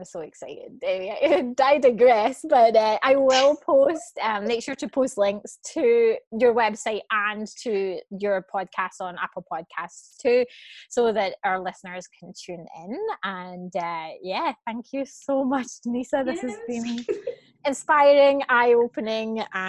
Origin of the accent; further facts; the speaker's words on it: Scotland, United Kingdom; I grew up in Scotland, so, you know, we're the land of fish and chips and greasiness.